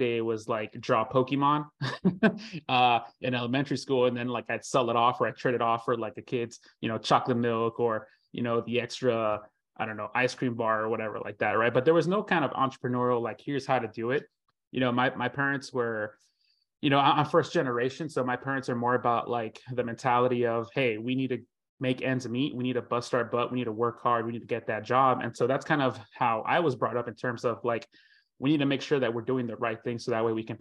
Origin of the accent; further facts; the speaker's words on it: Florida, United States; I'm from Florida